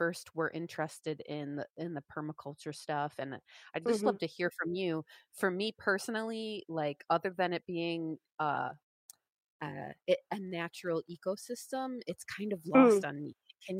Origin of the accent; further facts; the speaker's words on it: Syracuse, New York, United States; I grew up in Syracuse